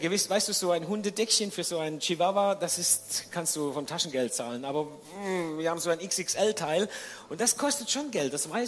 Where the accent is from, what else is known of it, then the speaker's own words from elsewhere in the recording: Baden-Württemberg, Germany; Und dann hat Sibylle die Frage gestellt, die ich als Schwabe auch gestellt hätte.